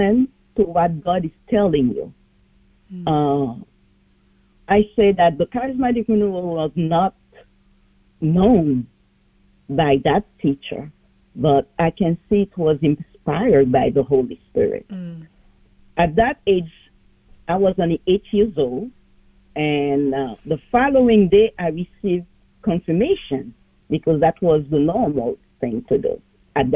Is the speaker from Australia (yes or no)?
no; Port-au-Prince, Ouest, Haiti; now in New York City, United States; I was born in Port-au-Prince, Haiti